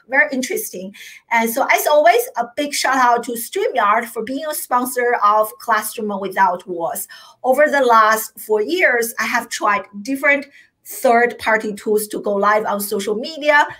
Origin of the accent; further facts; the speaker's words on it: China; now in United States; I grew up in China